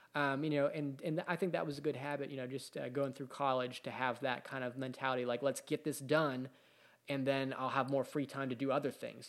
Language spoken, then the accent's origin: English; Pittsburgh, Pennsylvania, United States; growing up in Pittsburgh, there was a, a, you know, a group, we had a group of bands